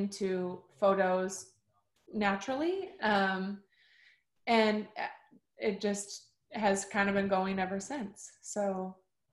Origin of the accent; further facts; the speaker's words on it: Minneapolis, Minnesota, United States; also born or lived in Madison, Wisconsin; now in Los Angeles, United States; I was born and raised in Minneapolis, like Twin Cities area, and then moved shortly after to Madison.